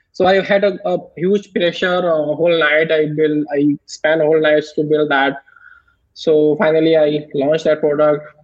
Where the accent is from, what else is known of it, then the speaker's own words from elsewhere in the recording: India; I'm from India